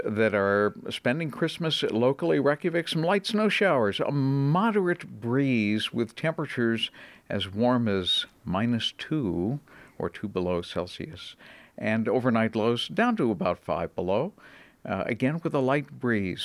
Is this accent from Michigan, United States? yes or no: no; Boston, Massachusetts, United States; moved away as an adult; also born or lived in Atlanta, Georgia / Cleveland, Ohio; I was born and raised in the Boston area